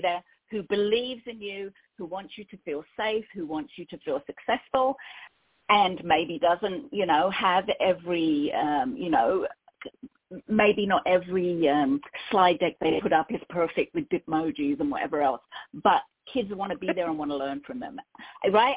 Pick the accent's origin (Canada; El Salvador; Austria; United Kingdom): United Kingdom; London; accent: Cockney; moved away as an adult; now in California, United States; I'm originally from London